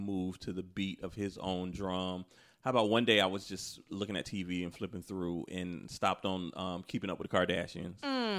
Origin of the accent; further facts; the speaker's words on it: California, United States; I know that's your hometown, but I'm from California